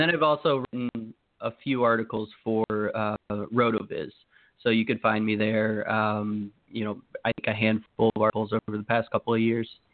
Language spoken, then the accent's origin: English; Maryland, United States; moved away as an adult; now in Connecticut, United States; I live in Connecticut now. I grew up in Maryland